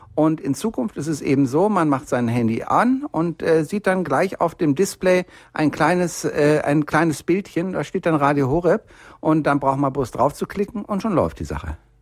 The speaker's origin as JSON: {"language": "German", "town": "Bielefeld", "region": "North Rhine-Westphalia", "country": "Germany", "moved": "yes", "lives_now": "Munich, Germany", "said": "ich komme ja nur eigentlich aus Bielefeld und bin hier unten in Bayern kleben geblieben, weil es einfach wirklich schön ist hier in München"}